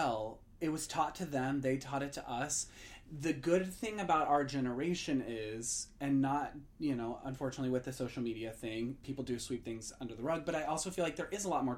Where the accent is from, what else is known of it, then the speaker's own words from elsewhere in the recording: Indiana, United States; the conservative area that I grew up in Indiana